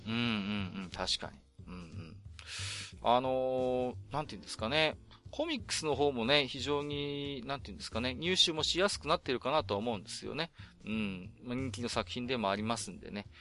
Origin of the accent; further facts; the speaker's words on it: Iwate, Japan; 私も岩手の人間ですので